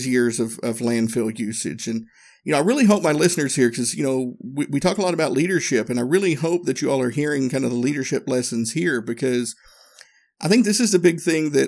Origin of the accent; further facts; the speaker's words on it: Northeast Tennessee, United States; growing up in Northeast Tennessee